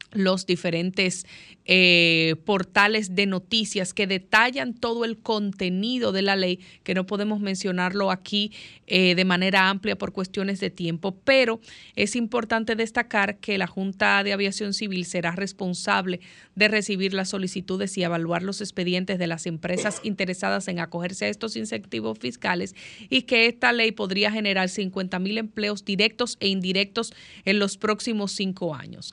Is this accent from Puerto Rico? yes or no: no; Dominican Republic; nosotros como República Dominicana